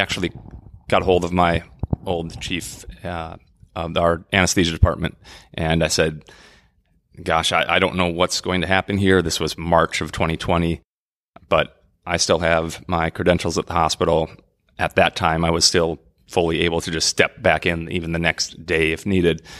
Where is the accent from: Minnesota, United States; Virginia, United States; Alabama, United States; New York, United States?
Minnesota, United States; the Saint Croix River in lovely Minnesota, my home state.